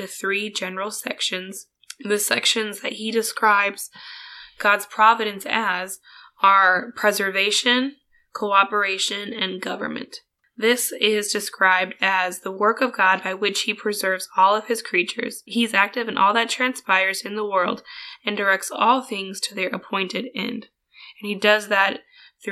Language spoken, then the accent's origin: English; Wisconsin, United States; I grew up in Wisconsin, which is right up there next to the Great Lakes